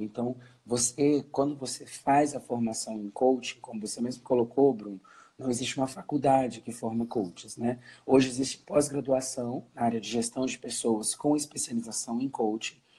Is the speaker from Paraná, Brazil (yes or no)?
no; Brasília, Federal District, Brazil; sou brasiliense, estou falando aqui